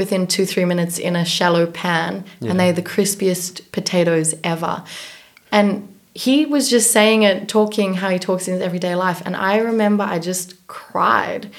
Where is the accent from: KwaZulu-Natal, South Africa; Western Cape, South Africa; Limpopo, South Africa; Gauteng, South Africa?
Gauteng, South Africa; Johannesburg; also born or lived in New York; now in Copenhagen, Denmark; I was born in South Africa, Johannesburg, South Africa